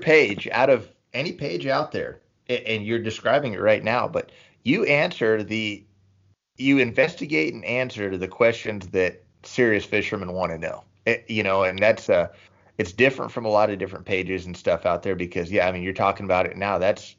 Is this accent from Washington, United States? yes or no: no; Texas, United States; I'm from Texas, bro.